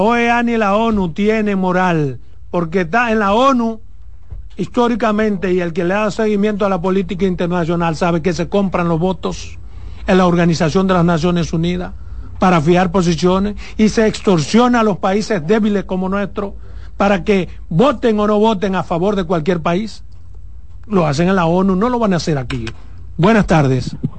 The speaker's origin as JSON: {"language": "Spanish", "country": "Dominican Republic"}